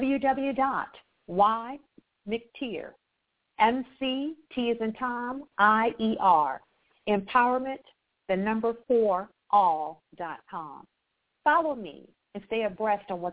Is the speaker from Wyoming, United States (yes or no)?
no; Akron, Ohio, United States; also born or lived in Atlanta, Georgia; born and raised in Akron, Ohio, the same place LeBron James is from